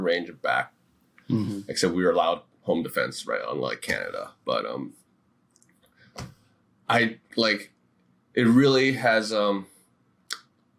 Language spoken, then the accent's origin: English; New York City, New York, United States; growing up in New York City